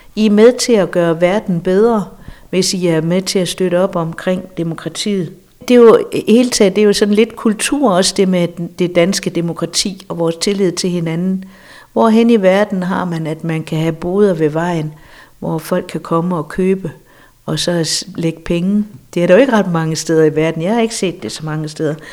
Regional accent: Denmark; vi som danskere

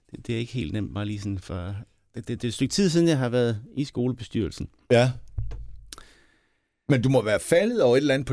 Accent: Southern Denmark, Denmark; Jeg kommer ud for Høre Power er lige uden for Sønderborg.

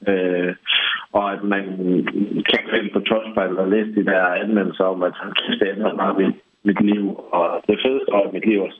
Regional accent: England, United Kingdom; now in Denmark; jeg er halv englænder, hvor vi så Dragon's Den, som kørte i nogle år, inden vi kom til Danmark

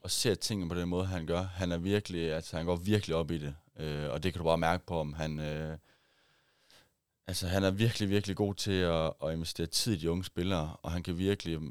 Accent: Voel, Central Denmark Region, Denmark; jeg er oprindeligt fra Vol jo, og ja. har spillet der stort set hele mit liv

